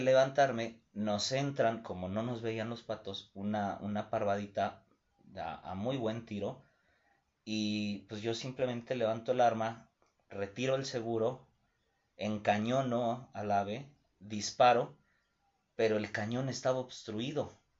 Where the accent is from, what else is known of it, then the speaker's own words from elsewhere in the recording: Mexico; como todo mexicano